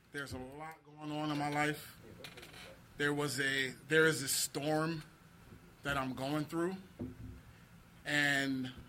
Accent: Philadelphia, Pennsylvania, United States; I grew up in South Philly.

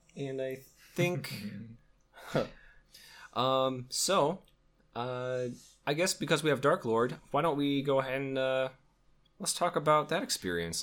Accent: Wisconsin, United States; we're from Wisconsin

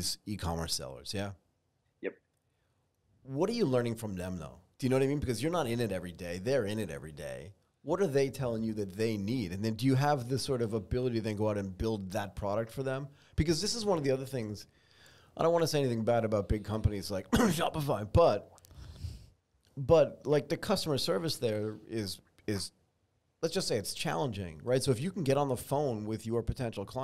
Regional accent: United States; accent: American; my American accent

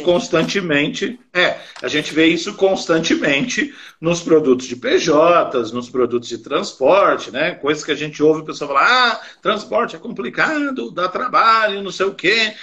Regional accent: São Paulo, Brazil; eu sou de São Paulo

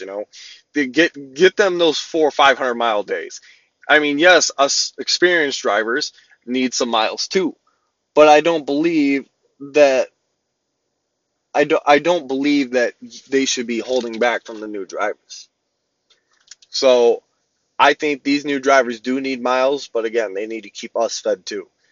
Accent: Midwest, United States; I'm from the Midwest, there's freight everywhere

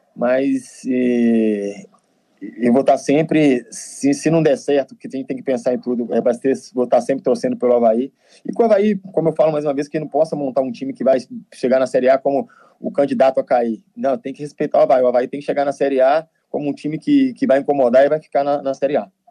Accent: Nova Lima, Minas Gerais, Brazil; moved away; Eu sou de Minas

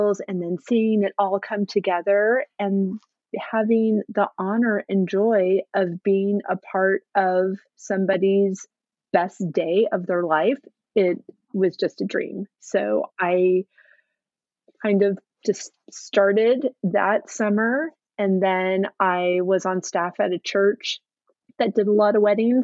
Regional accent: California, United States; moved away as an adult; also born or lived in Oregon / San Francisco Bay Area, California; now in Massachusetts, United States; growing up in California and going to school in Oregon and then moving back to California after school

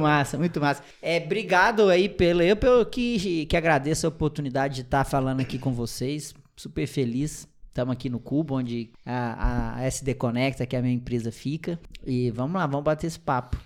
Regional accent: Piumhi, Minas Gerais, Brazil; moved away; also born or lived in Votuporanga; Sou de uma cidadezinha do interior de Minas Gerais, de 30 mil habitantes, chamada Piuí. É bem pequenininha, mas uma cidade muito legal que eu tenho muito orgulho de ter nascido e cri sido criado lá.

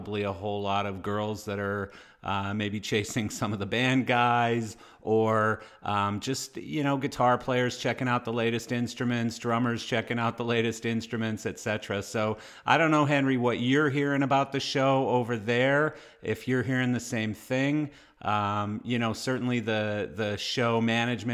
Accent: Canada; I am Canadian

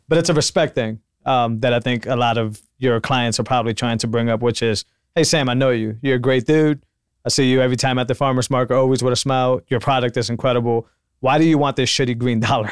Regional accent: Puerto Rico; also born or lived in Massachusetts; now in Austin, United States; I'm from Puerto Rico, which thankfully is not, is still part of the U S

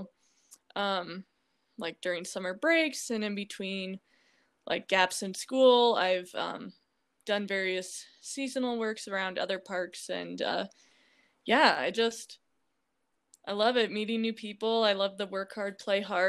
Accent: Des Moines, Iowa, United States; I'm from Des Moines, Iowa

